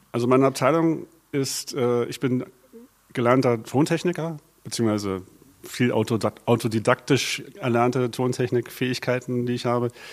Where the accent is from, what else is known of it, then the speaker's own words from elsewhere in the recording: Berlin, Germany; Also ich bin gebürtiger Berliner, Westberliner